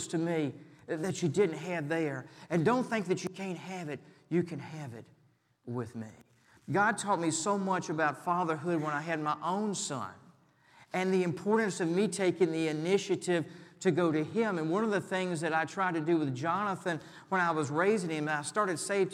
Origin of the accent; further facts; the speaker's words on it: Richmond, Virginia, United States; my hometown was Richmond